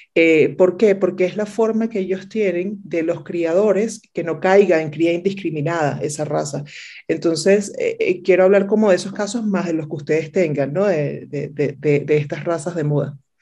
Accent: Venezuela; moved away as an adult; mi país natal, de, Venezuela, en Caracas

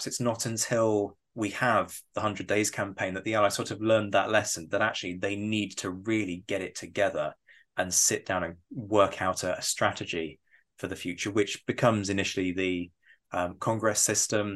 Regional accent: United Kingdom; I say this as a Brit

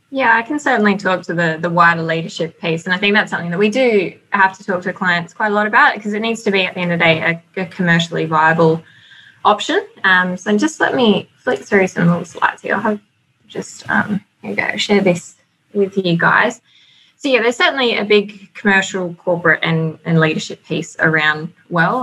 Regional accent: Australia; accent: twang; moved away as an adult; now in New Zealand; So if you can note the twang in my voice, I've um, only recently moved over to New Zealand. I'm from Australia

